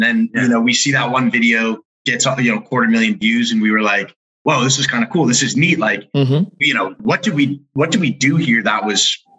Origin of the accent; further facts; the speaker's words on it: Massachusetts, United States; I'm 24. Mike's 21. So I'm the older brother here. We grew up in the East Coast in Massachusetts